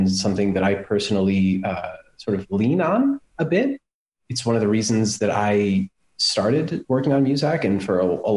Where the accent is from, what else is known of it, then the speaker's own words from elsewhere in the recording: United States; moved away as an adult; now in Berlin, Germany; I am American, but live in Berlin